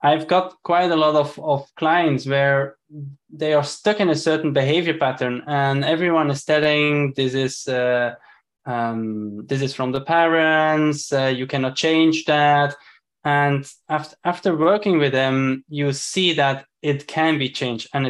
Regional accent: Belgium; moved away; originally I'm from Belgium

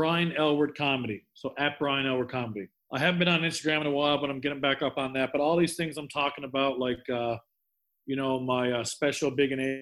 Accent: Newfoundland and Labrador, Canada; moved away; I lived on an island in Newfoundland.

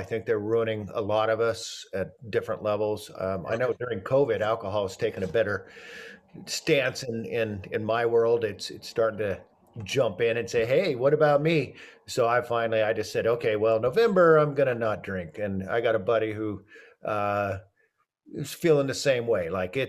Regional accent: Oregon, United States; I am from Oregon

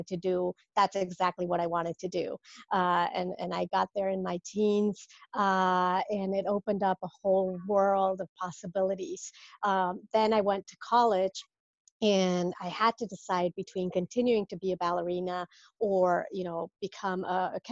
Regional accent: Mexico City, Mexico; moved away as an adult; now in Rhode Island, United States; I'm from Mexico originally, and that's where I was born, raised, Mexico City

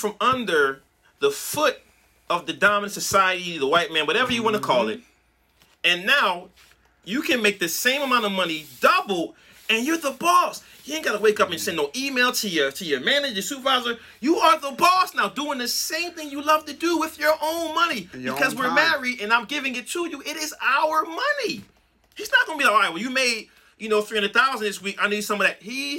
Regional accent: Brooklyn, New York, United States; Right. I'm from Brooklyn

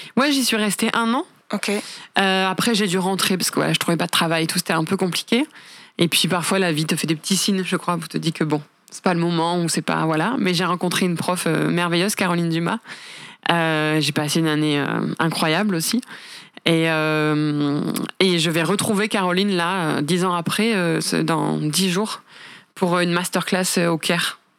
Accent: France; je suis française

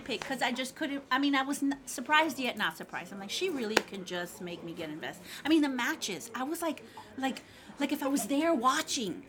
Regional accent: Miami, Florida, United States; now in Baton Rouge, United States; I'm from Miami

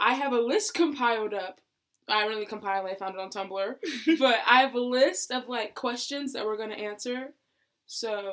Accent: Oconee County, Georgia, United States; also born or lived in Athens, Georgia; I was born in Athens and raised in Oconee County, Georgia.

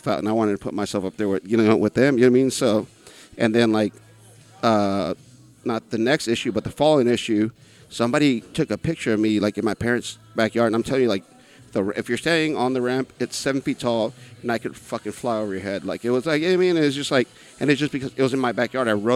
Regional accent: San Angelo, Texas, United States; I'm from here.

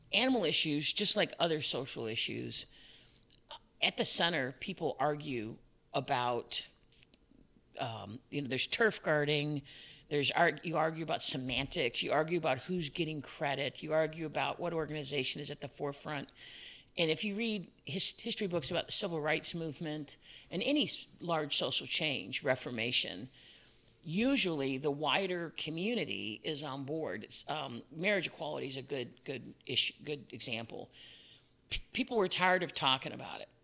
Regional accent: Chicago, Illinois, United States; moved away as an adult; also born or lived in Fairfax County, Virginia / Oak Park, Illinois; I was born and raised in Chicago

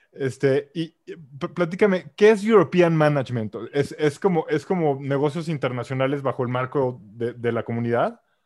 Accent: Mexico; como mexicano, y, ojo, los que me conocen soy el menos nacionalista, o sea, nací aquí por casualidad

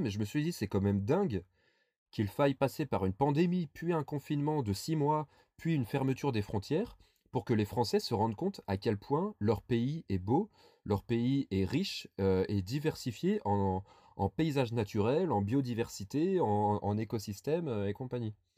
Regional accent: Burgundy, Bourgogne-Franche-Comté, France; je viens par exemple de Bourgogne, je suis très attaché à ma région.

